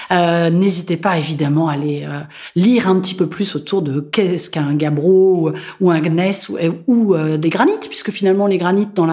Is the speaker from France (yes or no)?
yes; Nantes, Pays de la Loire, France; on est nantais aussi